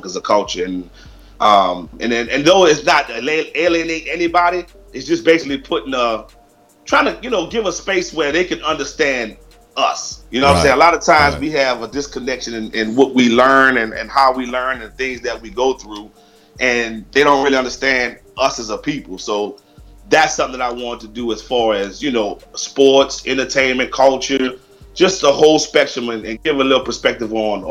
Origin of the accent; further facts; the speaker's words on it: New Orleans, Louisiana, United States; now in Houston, United States; I'm originally from New Orleans, born and raised, moved to Houston in 92